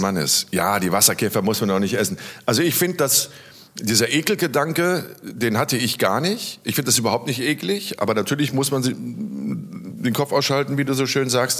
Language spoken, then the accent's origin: German; Rhineland, Germany; wie man bei uns im Rheinland sagt